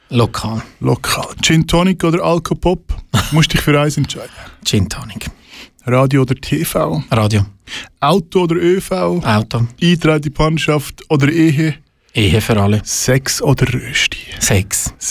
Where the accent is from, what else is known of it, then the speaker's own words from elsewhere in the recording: Baden, Aargau, Switzerland; Nein, ich bin Aargauer.